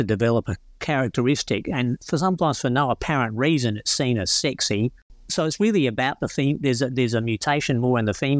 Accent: South Australia, Australia; Scarlet robin is the one I grew up with in the Mount Lofty Ranges

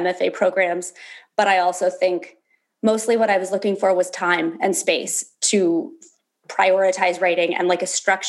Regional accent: Berkeley, California, United States; also born or lived in Alaska; I was born in Berkeley, California. I spent a lot of my teenage years going back and forth between California and Alaska, where my dad moved when I was like 11.

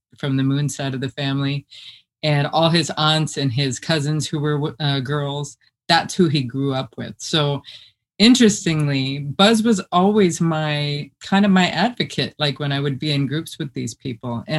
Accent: South Dakota, United States; also born or lived in Rantoul, Illinois; So I was born on Chinook Air Force Base in Rantoul, Illinois. And my dad left the Air Force. He only stayed in for 12 years. And then we moved to South Dakota, where my mom is from

